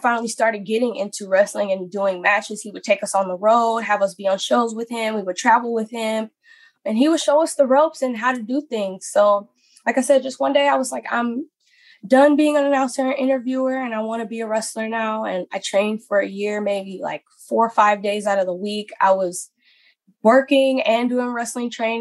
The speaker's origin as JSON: {"language": "English", "town": "Atlanta", "region": "Georgia", "country": "United States", "said": "I'm originally from Atlanta"}